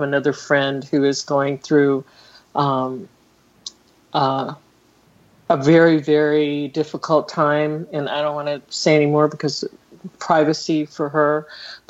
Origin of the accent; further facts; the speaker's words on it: Oklahoma, United States; now in California, United States; I grew up in Oklahoma, you know, and that's like Klan central in a lot of ways